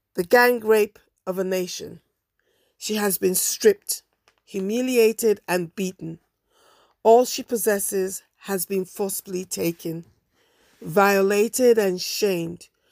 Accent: Nigeria; I am Nigerian

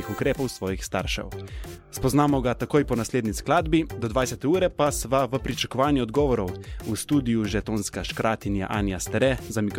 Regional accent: Tolmin, Gorizia, Slovenia; now in Ljubljana, Slovenia; prihajam iz Tolmina. Iz Tolmina.

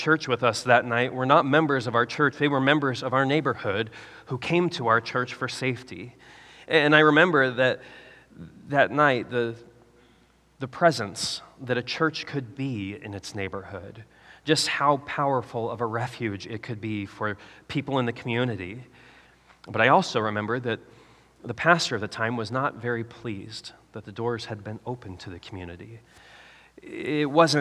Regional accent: Nebraska, United States; When I was a kid growing up in Nebraska

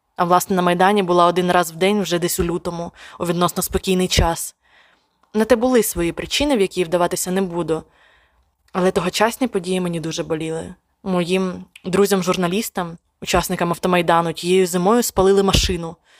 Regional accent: Sumy, Sumy Oblast, Ukraine; моє рідне місто Суми

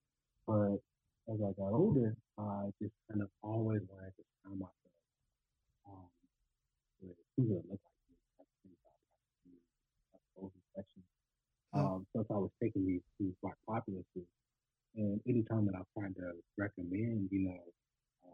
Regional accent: the South, United States; growing up in the South

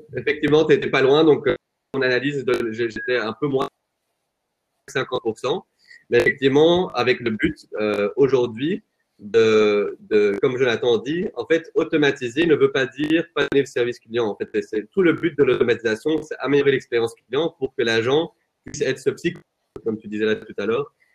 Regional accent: Flanders, Belgium; moved away as an adult; now in Brussels, Belgium; Je suis flamand à la base

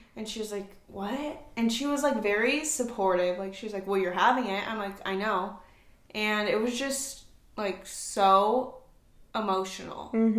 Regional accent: Orange County, California, United States; moved away as an adult; also born or lived in Tennessee; now in Nashville area, Tennessee, United States; I'm originally from Orange County, California, but I moved to Tennessee.

